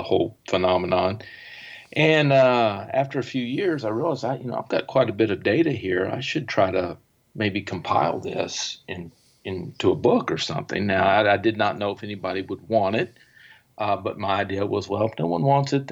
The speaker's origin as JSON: {"language": "English", "region": "East Texas", "country": "United States", "tie": "born or raised there", "said": "I grew up in East Texas, where it's heavily wooded, you know, the Piney Woods region of Texas."}